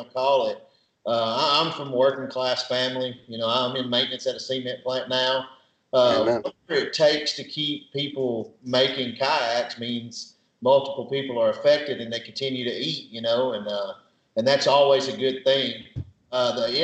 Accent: Jasper, Tennessee, United States; moved away as an adult; now in Soddy-Daisy, United States; I'm from Marion County, Jasper, Tennessee

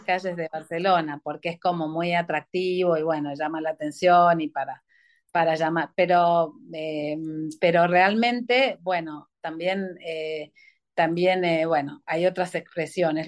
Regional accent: Mendoza, Argentina; moved away as an adult; soy de Mendoza

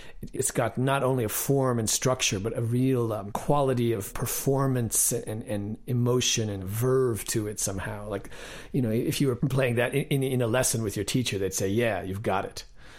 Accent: Connecticut, United States; Well, I grew up in Connecticut, kind of in the suburban countryside

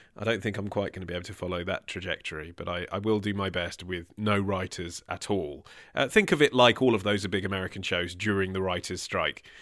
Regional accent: Hertfordshire, East of England, United Kingdom; I'm from Hertfordshire

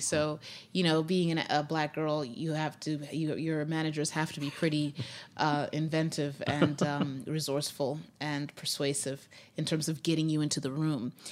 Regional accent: Zimbabwe; moved away as an adult; also born or lived in Grinnell, Iowa, United States; now in United States; we moved back to Zimbabwe, and, uh, that's where I was raised from age five to age nineteen

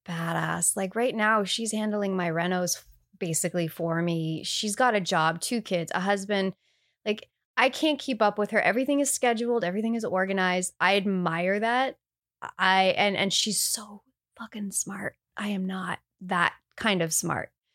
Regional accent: Canada; I'm Canadian.

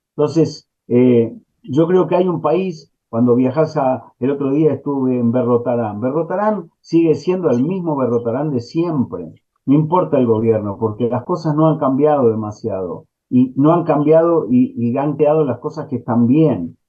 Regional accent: Argentina; also born or lived in New York / Los Angeles; como ciudadano argentino

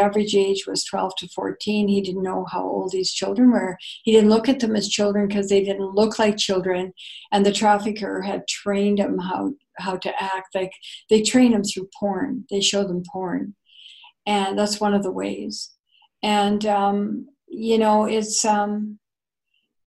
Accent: Canada

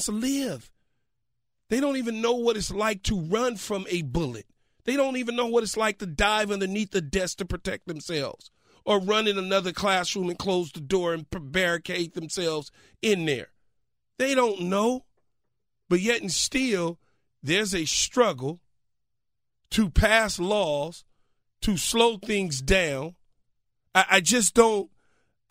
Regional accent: Los Angeles, California, United States; as a kid growing up in South Central Los Angeles

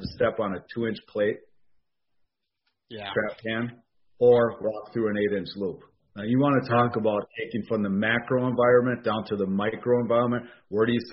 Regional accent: Oshkosh, Wisconsin, United States; now in Fond du Lac, United States; I'm in Fond du Lac, Wisconsin, born in Oshkosh, Wisconsin

